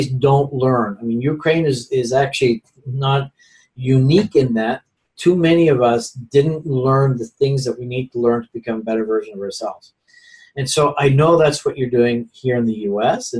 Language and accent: English; Netherlands; now in United States; I'm also an immigrant. I came from Holland.